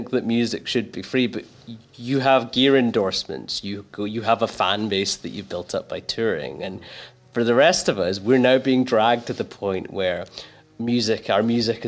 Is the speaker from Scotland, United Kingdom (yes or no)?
yes; Glasgow, Scotland, United Kingdom; I grew up in a really rough part of Glasgow